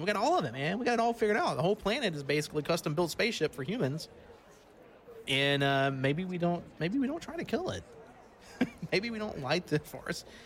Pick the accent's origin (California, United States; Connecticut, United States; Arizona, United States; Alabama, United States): Alabama, United States; I'm from Alabama